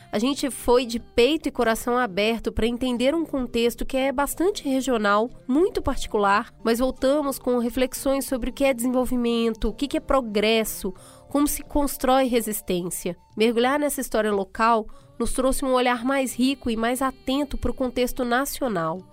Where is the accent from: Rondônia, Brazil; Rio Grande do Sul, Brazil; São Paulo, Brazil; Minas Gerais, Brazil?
Minas Gerais, Brazil; Eu nasci em Minas